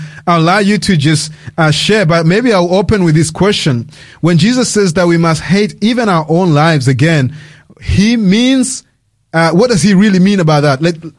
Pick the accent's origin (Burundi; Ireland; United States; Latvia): Burundi; now in South Australia, Australia; I'm also from Burundi